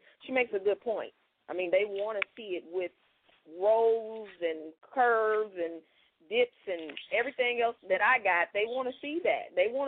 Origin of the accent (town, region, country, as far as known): Indianapolis, Indiana, United States